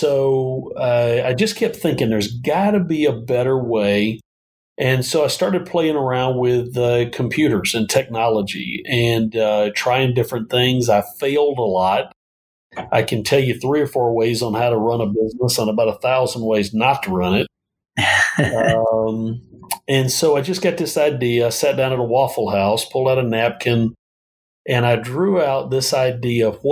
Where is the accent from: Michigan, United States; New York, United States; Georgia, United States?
Georgia, United States; Northeast; accent: Southern twang; now in Phoenix, United States; I grew up in Northeast Georgia.